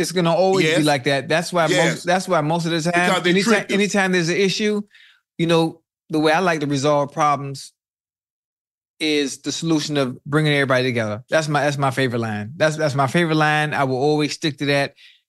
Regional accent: the South, United States; I'm from the South

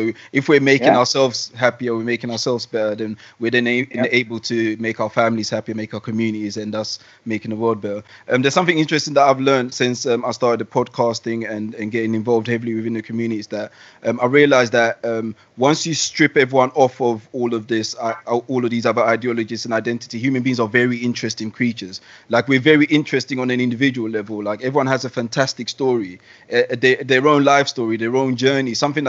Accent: London, United Kingdom; also born or lived in Ghana / Sweden; I was born in Ghana, for instance, and then I moved to Sweden, where I was the only black kid. Then I moved to bang in the middle of London, where there was only one white kid in my class.

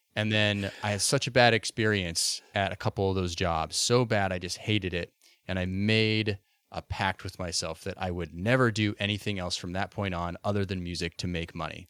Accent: Boise, Idaho, United States; moved away; I grew up in Boise, Idaho originally

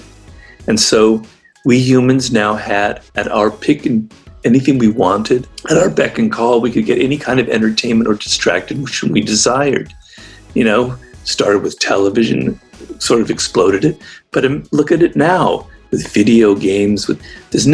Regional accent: Los Angeles, California, United States; I grew up in Los Angeles

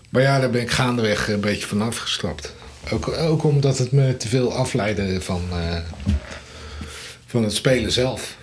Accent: Leiden, South Holland, Netherlands; ik kom uit Leiden, eh, opgegroeid en getogen

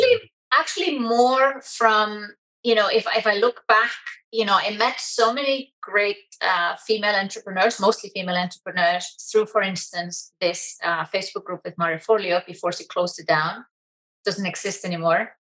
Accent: Iceland; I'm so proud to be from Iceland

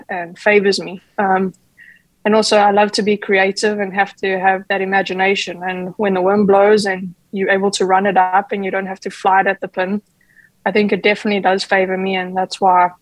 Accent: Johannesburg, Gauteng, South Africa; I grew up in Johannesburg

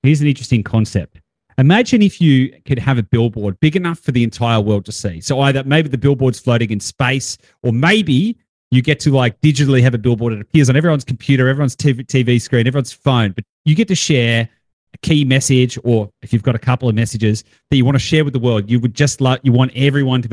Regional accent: Australia; I'm an Australian male

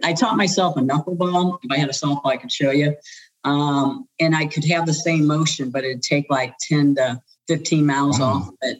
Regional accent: St. Louis, Missouri, United States; moved away; also born or lived in Atlanta; I was born and raised in St. Louis, Missouri, the gateway to the West. And I'm the oldest of five children.

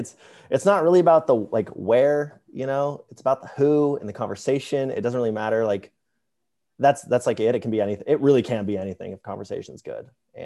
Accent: Atlanta, Georgia, United States; Atlanta, Georgia.

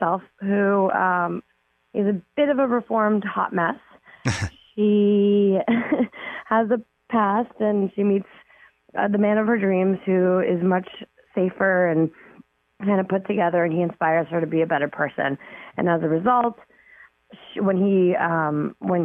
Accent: Toronto, Ontario, Canada; I grew up in Toronto. I lived there.

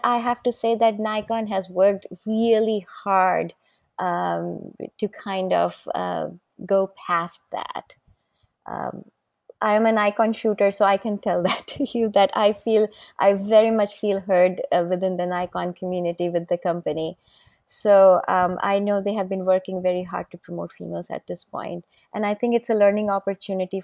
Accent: India; moved away; I'm an Indian, I was born and brought up in India.

